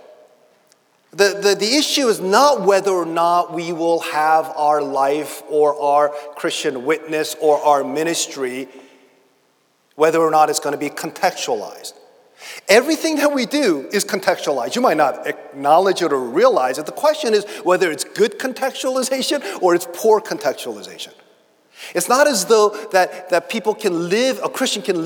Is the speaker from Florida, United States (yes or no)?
no; Boston, Massachusetts, United States; also born or lived in St Andrews, Scotland; I'm from Charlestown